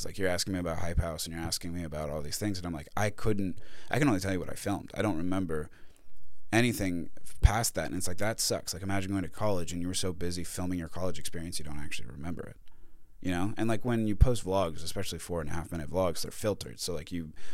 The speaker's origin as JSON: {"language": "English", "town": "Carlsbad", "region": "California", "country": "United States", "tie": "born or raised there", "said": "my hometown of Carlsbad"}